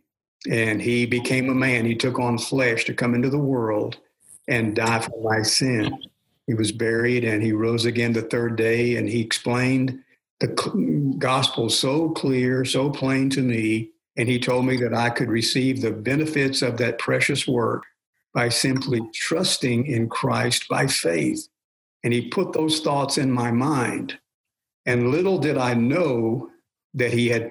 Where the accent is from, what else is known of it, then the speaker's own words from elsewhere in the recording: Yazoo City, Mississippi, United States; I was born in Yazoo City, Mississippi